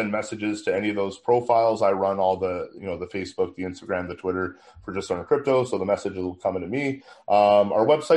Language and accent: English; Ottawa, Ontario, Canada; Ottawa, my hometown